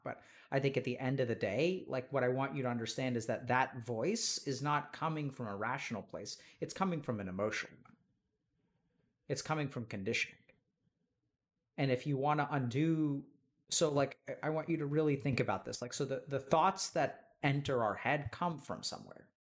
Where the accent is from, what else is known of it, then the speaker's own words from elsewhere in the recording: East Texas, United States; I grew up in East Texas